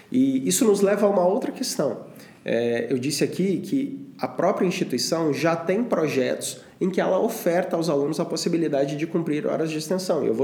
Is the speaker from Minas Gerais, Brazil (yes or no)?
yes; Monte Sião, Minas Gerais, Brazil; eu sou lá de Monte Sião, no interior de Minas Gerais.